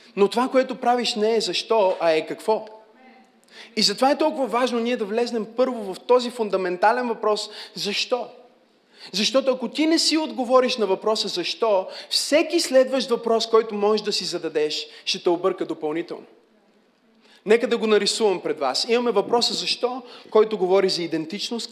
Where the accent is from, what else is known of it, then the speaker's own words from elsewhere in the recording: Bulgaria; аз съм от България